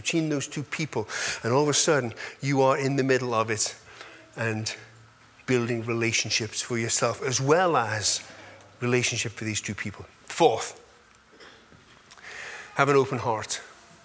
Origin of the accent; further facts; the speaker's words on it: England, United Kingdom; I'm an English boy, so I was raised as an English boy